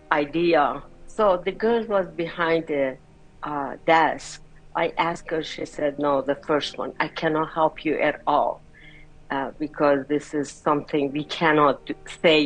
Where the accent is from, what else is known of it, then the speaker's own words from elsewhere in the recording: Iran; moved away; I'm from Iran